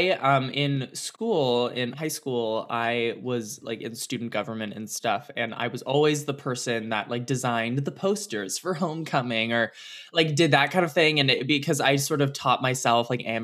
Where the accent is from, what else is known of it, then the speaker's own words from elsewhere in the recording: California, United States; I grew area? up in the Bay Area. Yeah, so I'm a California girl through and through.